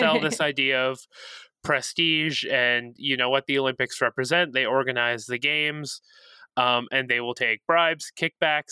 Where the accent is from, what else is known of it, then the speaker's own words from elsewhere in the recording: Toronto, Ontario, Canada; now in Edmonton, Canada; I'm from Toronto. I live in Edmonton now